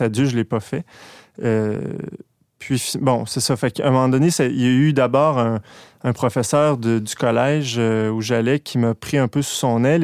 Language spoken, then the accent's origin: French; Quebec, Canada; je viens de Québec. Euh, je suis né euh, dans une famille un peu instable